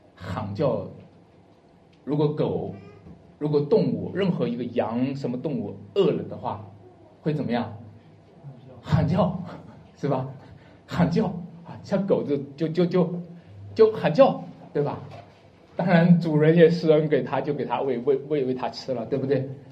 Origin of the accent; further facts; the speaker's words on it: China; 我们是中国人